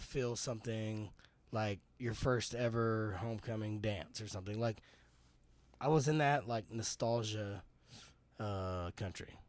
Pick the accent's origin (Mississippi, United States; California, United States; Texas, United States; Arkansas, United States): Texas, United States; I'm from Texas